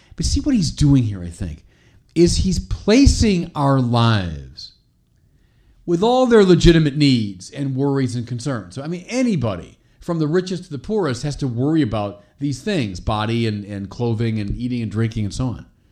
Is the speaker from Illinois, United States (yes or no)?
yes; Chicago, Illinois, United States; My hometown of Chicago, our little cathedral, Holy Name Cathedral